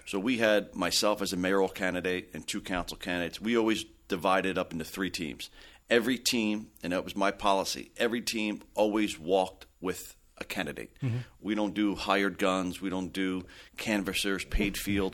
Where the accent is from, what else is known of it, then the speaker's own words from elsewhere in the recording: Belleville, New Jersey, United States; I had born and raised in Belleville.